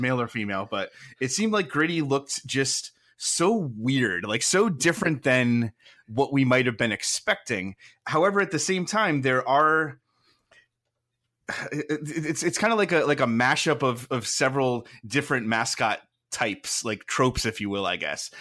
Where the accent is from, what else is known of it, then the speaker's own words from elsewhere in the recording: Milford, Connecticut, United States; I grew up in Connecticut. I grew up in Milford, which is not that far from Hartford